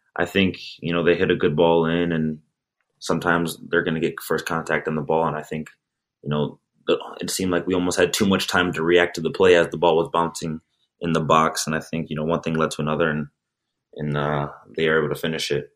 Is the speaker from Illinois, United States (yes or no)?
yes; Chicago, Illinois, United States; moved away as an adult; also born or lived in Sweden; now in Metro Detroit, United States; I'm from the Chicago area, so it's not too far away